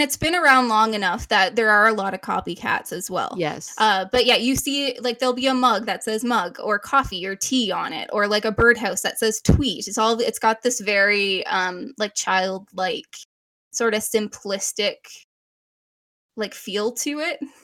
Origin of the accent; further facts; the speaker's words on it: Canada; we are Canadian